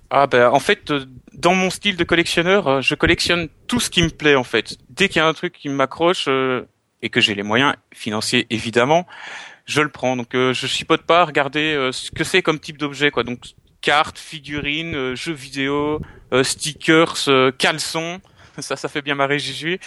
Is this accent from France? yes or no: no; Belgium; je suis belge.